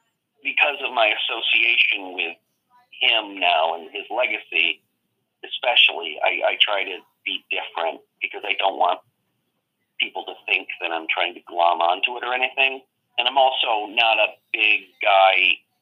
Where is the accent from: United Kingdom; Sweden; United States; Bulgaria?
United States; Lee, Massachusetts; born or raised there; moved away; also born or lived in Pittsfield, Massachusetts